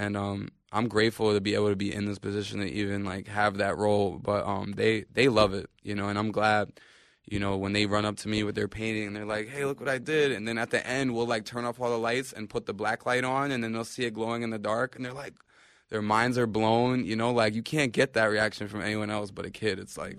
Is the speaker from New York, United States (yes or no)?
yes; New York, United States; We're from New York. You know, we know who needs the help